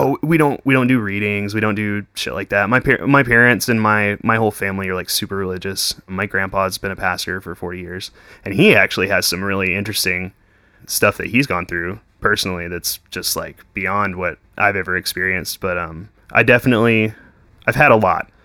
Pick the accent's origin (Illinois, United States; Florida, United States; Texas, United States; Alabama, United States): Texas, United States; Weatherford; I grew up in Weatherford.